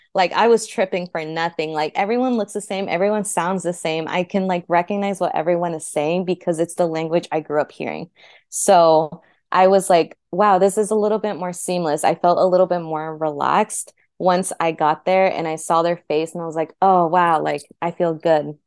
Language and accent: English; Phoenix, Arizona, United States; moved away as an adult; also born or lived in Turícuaro, Michoacán, Mexico; now in Los Angeles, United States; in Phoenix, that's where I was raised up un-, up until that point, nine months to, in my twenties. I would say Phoenix is kind of my hometown. It's where I grew up